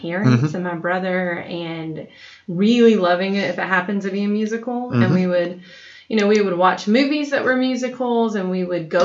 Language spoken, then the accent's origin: English; South Georgia, United States; now in Tennessee, United States; originally I'm from South Georgia, but mm-hmm. I've been in Tennessee for 14 years.